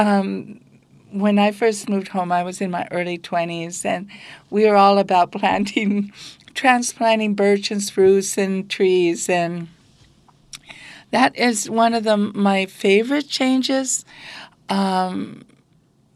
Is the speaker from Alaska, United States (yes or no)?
yes; Bethel, Alaska, United States; I grew up right here in Bethel, Alaska in the 50s